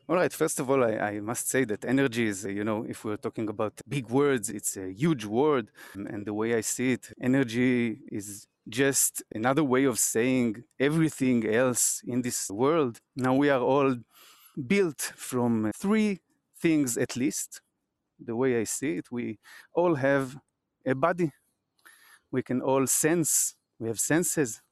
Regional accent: Israel; I'm from Israel

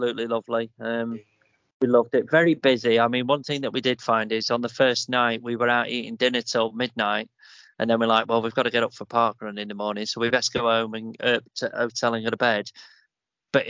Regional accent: England, United Kingdom; I'm English

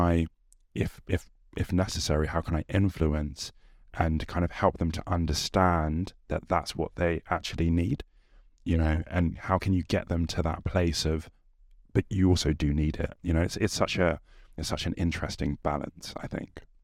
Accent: England, United Kingdom; our competitive nature as English people

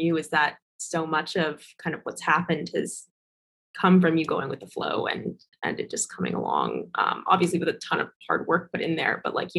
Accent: New York, United States; moved away; I'm from New York

